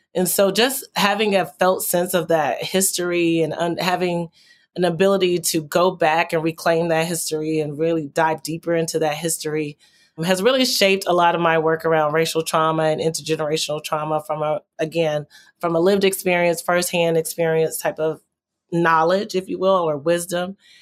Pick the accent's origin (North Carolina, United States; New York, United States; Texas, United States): Texas, United States; as a child growing up in Texas